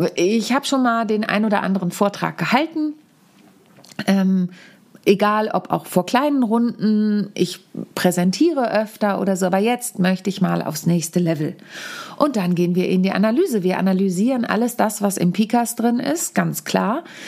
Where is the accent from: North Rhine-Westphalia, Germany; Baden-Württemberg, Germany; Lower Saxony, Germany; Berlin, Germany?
Lower Saxony, Germany; Wahrenholz; in meinem Heimatdorf in Warenholz, mitten in der Lüneburger Südheide